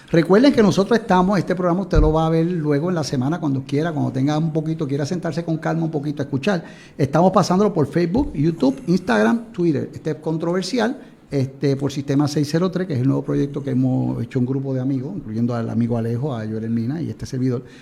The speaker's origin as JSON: {"language": "Spanish", "country": "Puerto Rico", "said": "como puertorriqueños tratamos siempre de poner un granito de arena"}